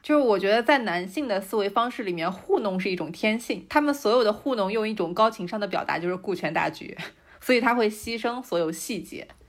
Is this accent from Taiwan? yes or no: no; Shanxi, China; 我可以讲一下我们山西这边